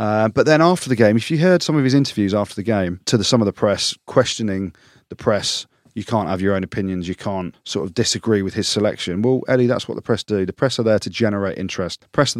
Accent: England, United Kingdom; I'm English.

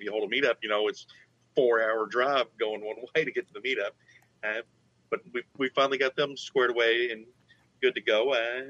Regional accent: Kentucky, United States; I'm not from Carroll County. I grew up a couple counties over.

